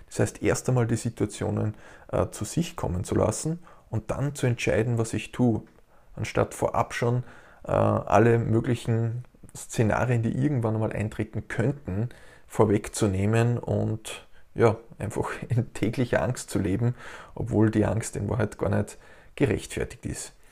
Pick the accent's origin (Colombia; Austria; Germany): Austria; Und ich darf als Österreicher sagen, dass wir Österreicher ja ein ganz ein begnadetes Jammervolk sind.